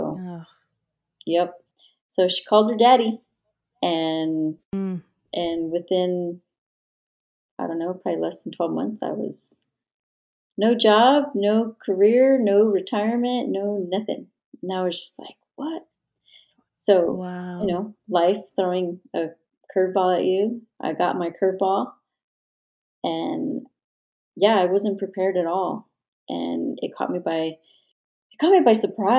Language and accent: English; New Mexico, United States; I worked primarily in my home state, which is New Mexico